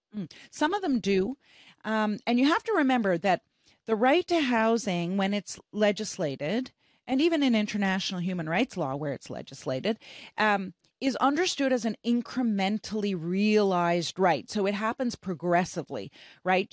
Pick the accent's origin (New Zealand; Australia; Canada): Canada; I'm from Canada.